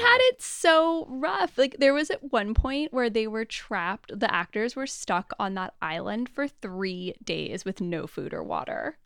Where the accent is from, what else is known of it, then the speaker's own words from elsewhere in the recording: United States; I'm clearly American